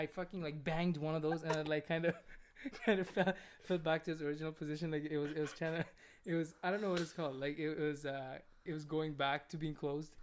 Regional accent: India; moved away; in my country

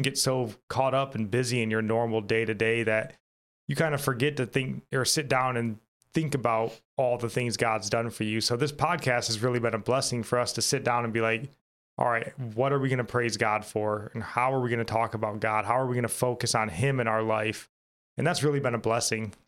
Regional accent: United States; as an American

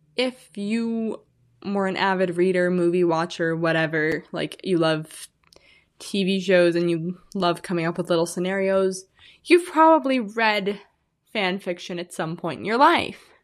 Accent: Illinois, United States; now in Arizona, United States; I'm originally from Illinois. I said I was from the Midwest last time. I am from Illinois.

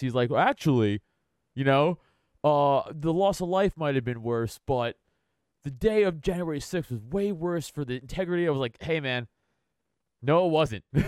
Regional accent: New York City, New York, United States; moved away as an adult; also born or lived in Philadelphia area; now in Philadelphia, United States; I am from Staten Island

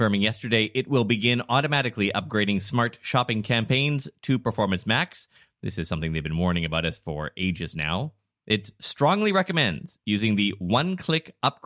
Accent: Vancouver, British Columbia, Canada; we're from Vancouver

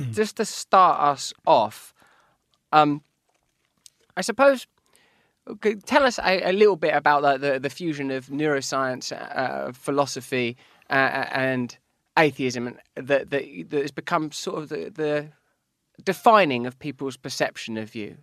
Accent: England, United Kingdom; I'm English

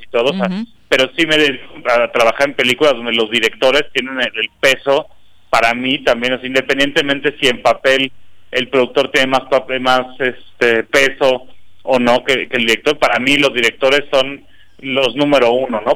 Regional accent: Cuernavaca, Morelos, Mexico; yo nací y crecí en Cuernavaca

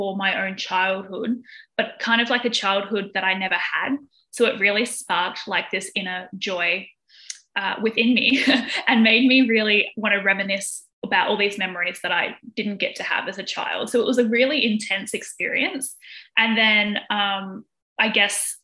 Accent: Australia; I am from Australia

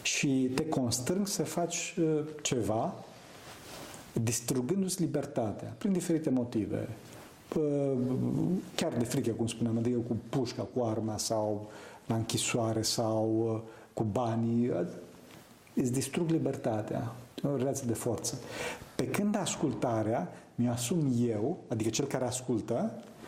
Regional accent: Romania; eu sunt român

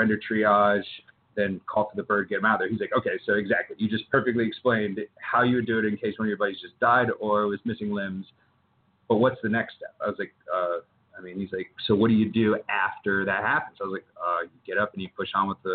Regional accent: Texas, United States; now in South Carolina, United States; I grew up in Texas

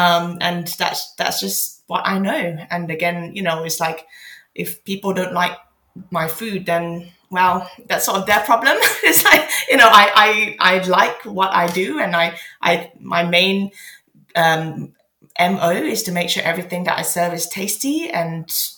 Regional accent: Malaysia; now in London, United Kingdom; I'm so lucky to have had the first few years of my life in Malaysia

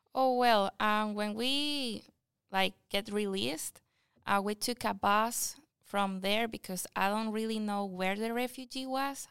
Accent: Anaco, Anzoátegui, Venezuela; English is a second language; now in United States; I come from Venezuela, And I come from a small city that is called Anaco

